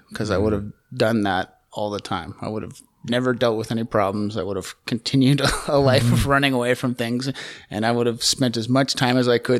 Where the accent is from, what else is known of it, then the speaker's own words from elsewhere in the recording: Calgary, Alberta, Canada; I grew up here in Calgary. Hometown kid.